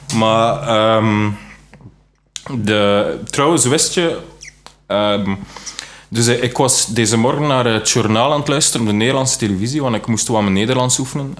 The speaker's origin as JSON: {"language": "Dutch", "region": "West Flanders", "country": "Belgium", "also_born_or_lived": "Leuven", "said": "Ik kom uit West-Vlaanderen"}